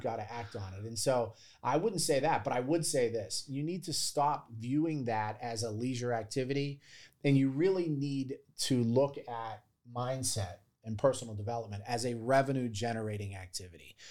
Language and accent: English; Baldwin, Pennsylvania, United States; moved away as an adult; I grew up in Baldwin.